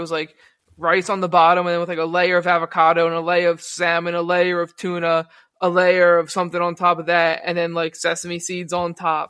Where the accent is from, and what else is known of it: New Jersey, United States